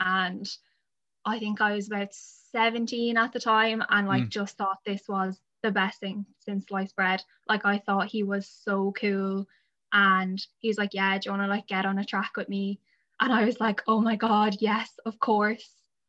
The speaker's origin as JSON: {"language": "English", "town": "Adamstown", "region": "Leinster", "country": "Ireland", "tie": "born or raised there", "lives_now": "Wellingtonbridge, Ireland", "said": "I'm from in and around Wellington Bridge is where I live now. I grew up in Adamstown."}